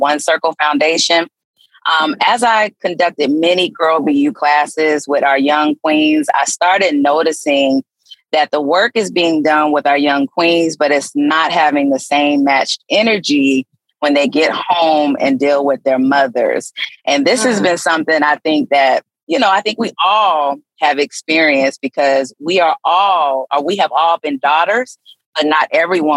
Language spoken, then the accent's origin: English; Gainesville, Florida, United States; also born or lived in Ohio / Fort Lauderdale; I was born in Ohio, but raised in Gainesville. So I am a Gator. But I moved to Fort Lauderdale